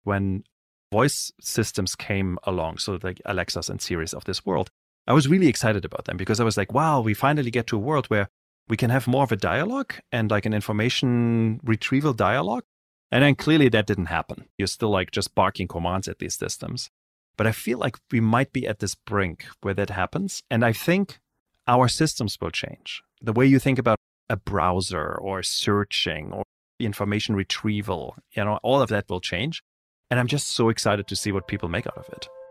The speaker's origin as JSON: {"language": "English", "country": "Germany", "tie": "born or raised there", "said": "I grew up in Europe, in Germany."}